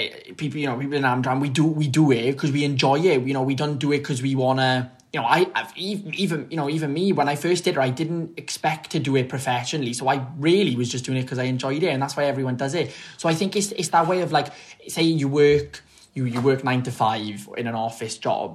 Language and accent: English; Treorchy, Wales, United Kingdom; also born or lived in London; I grew up really in Treorchy